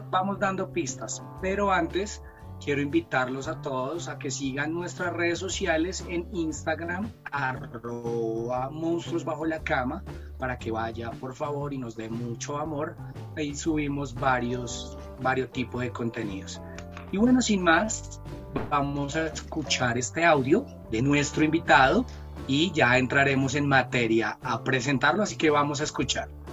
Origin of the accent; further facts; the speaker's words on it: Colombia; nosotros crecimos acá en Colombia con muchas novelas mexicanas